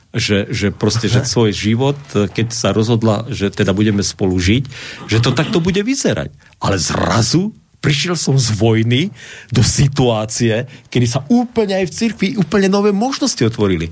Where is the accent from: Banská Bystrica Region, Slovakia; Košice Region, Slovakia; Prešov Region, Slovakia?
Košice Region, Slovakia; Košice; moved away; also born or lived in Bratislava / Pukanec; Ja som vyrastal v Košiciach